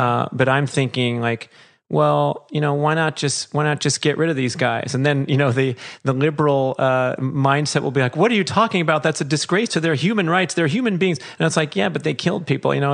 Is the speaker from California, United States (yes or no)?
yes; Los Angeles, California, United States; I'm sitting here in beautiful Woodland Hills, California, my hometown